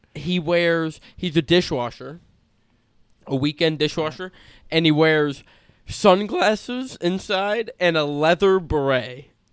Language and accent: English; California, United States; we're from California. The ethnicity, at least where we grew up and where I currently live